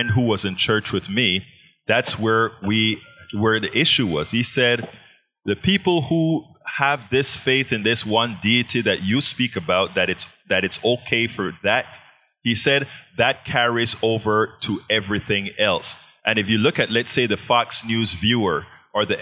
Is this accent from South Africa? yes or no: no; Panama; also born or lived in Texas, United States; now in United States; I'm from Panama, so I was a Catholic.